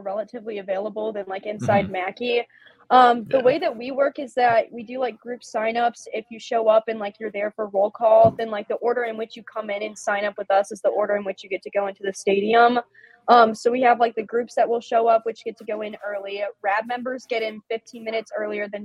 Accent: Northwest Indiana, United States; I'm from Northwest Indiana

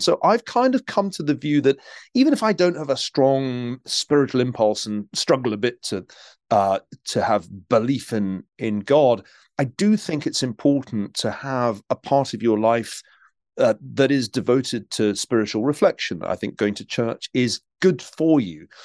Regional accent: Glasgow, Scotland, United Kingdom; now in United States; I grew up in Glasgow, uh, in Scotland

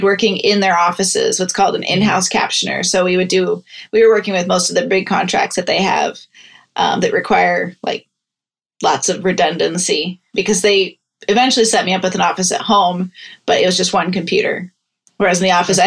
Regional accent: Iowa, United States; now in Pittsburgh, United States; I'm actually from Iowa

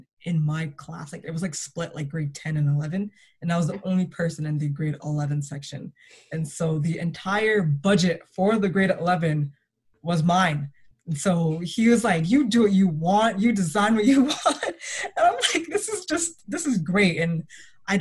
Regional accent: Toronto, Ontario, Canada; Growing up in Toronto was very interesting

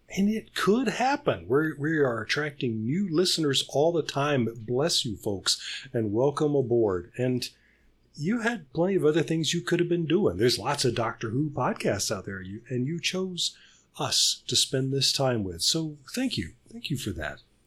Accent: Birmingham, Alabama, United States; my hometown up in the city of Birmingham

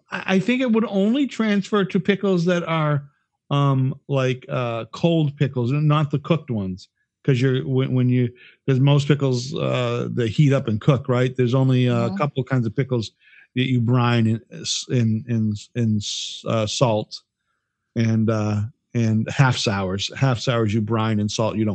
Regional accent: Worcester, Massachusetts, United States; so when i was living in Worcester because i grew up in Worcester hmm.

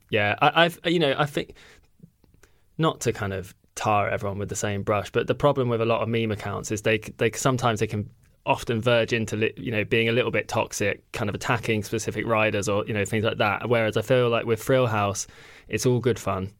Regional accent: United Kingdom; as a Brit

